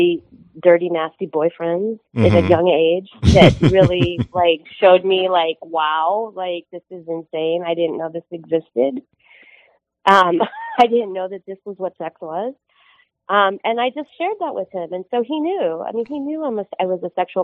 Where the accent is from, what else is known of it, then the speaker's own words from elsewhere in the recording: Midwest, United States; now in Southern California, United States; I grew up in the Midwest